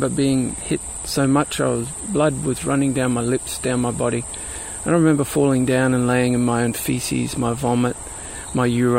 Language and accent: English; Brisbane, Queensland, Australia; now in Sunshine Coast, Australia; I grew up in Brisbane, which is a little bit further south and a little bit further inland.